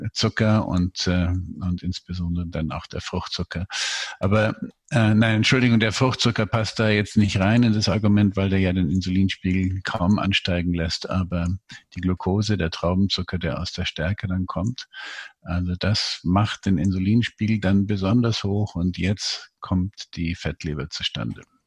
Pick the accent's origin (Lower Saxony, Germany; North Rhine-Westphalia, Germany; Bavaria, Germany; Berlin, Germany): Bavaria, Germany; Munich; ich bin äh, Münchner